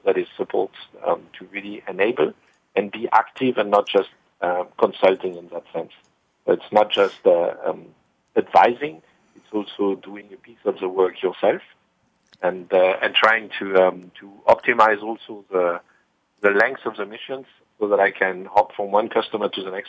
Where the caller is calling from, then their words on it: Heidelberg, Baden-Württemberg, Germany; I'm calling from my home, actually, which is in Heidelberg, next to the river and sometimes into the river called the Neckar.